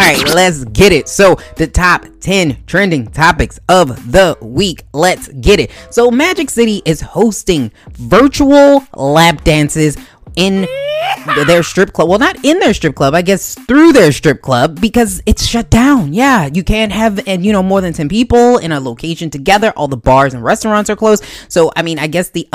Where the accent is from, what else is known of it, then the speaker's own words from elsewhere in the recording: Baltimore, Maryland, United States; I'm from Baltimore. You know, if you can't tell by my accent